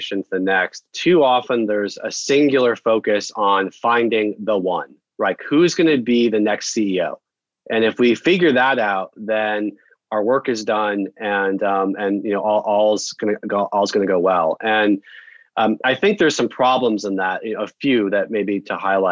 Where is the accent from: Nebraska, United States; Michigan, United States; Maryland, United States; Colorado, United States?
Colorado, United States; Denver; now in Boston, United States; I'm from Denver, a lifelong Broncos